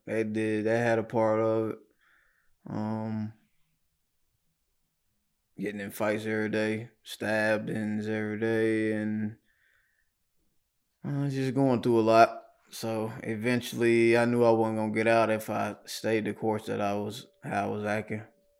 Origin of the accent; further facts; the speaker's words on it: Knoxville, Tennessee, United States; Yeah, right here in Knoxville.